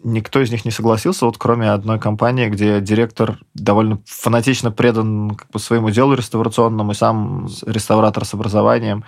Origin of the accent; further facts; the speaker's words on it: Samara, Samara Oblast, Russia; я из Самары